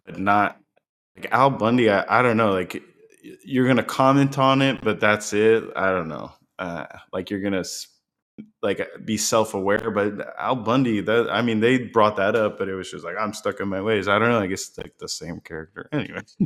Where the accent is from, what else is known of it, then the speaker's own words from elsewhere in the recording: Florida, United States; also born or lived in Massachusetts; I was born in Florida, raised here